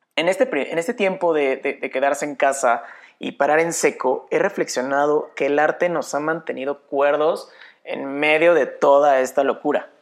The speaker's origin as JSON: {"language": "Spanish", "region": "Querétaro", "country": "Mexico", "said": "soy de Querétaro, México"}